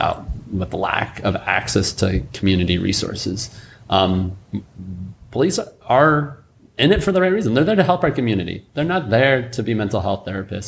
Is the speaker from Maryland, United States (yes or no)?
no; Spokane, Washington, United States; I grew up in District 3, spent most of my life in the district, graduated from NC